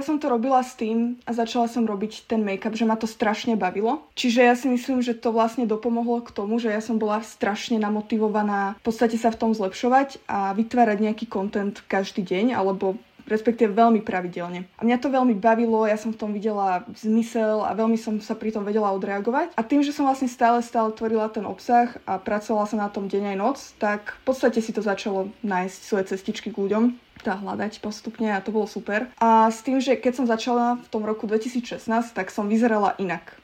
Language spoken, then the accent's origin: Slovak; Galanta, Trnava Region, Slovakia; moved away as an adult; also born or lived in Nitra, Slovakia; now in London, United Kingdom; pochádzam z Galanty, čo je také malé mestečko na západe Slovenska.